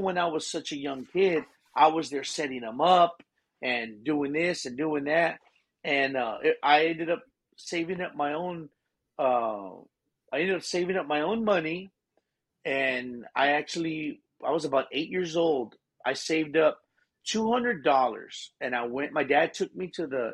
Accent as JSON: {"language": "English", "town": "Seguin", "region": "Texas", "country": "United States", "tie": "born or raised there", "said": "Born and raised in Seguin, Texas."}